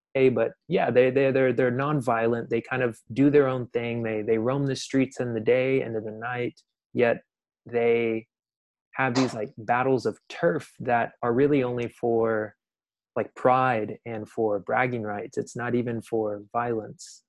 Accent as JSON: {"language": "English", "town": "Dallas", "region": "Texas", "country": "United States", "tie": "born or raised there", "lives_now": "Austin, United States", "said": "I grew up in Dallas"}